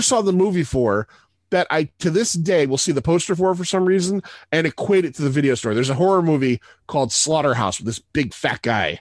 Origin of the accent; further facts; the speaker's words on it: Middletown, Connecticut, United States; I grew up in Middletown, Connecticut.